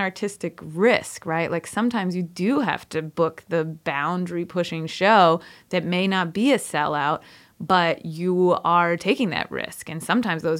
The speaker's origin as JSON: {"language": "English", "town": "Rochester", "region": "New York", "country": "United States", "tie": "born or raised there", "also_born_or_lived": "Brooklyn, New York", "said": "I grew up outside of Rochester, New York, so I'm upstate New York through and through"}